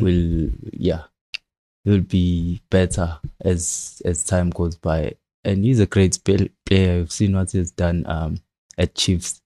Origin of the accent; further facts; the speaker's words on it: Durban, KwaZulu-Natal, South Africa; I'm from Durban